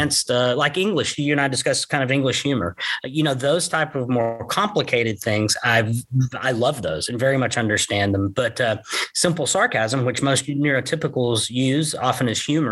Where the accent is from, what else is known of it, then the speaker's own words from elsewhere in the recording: Gainesville, Texas, United States; also born or lived in Chattanooga, Tennessee / Rockwall, Texas; We grew up here in Gainesville, Texas together